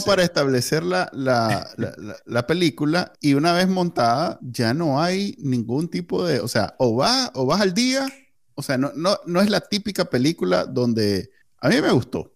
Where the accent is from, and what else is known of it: Nicaragua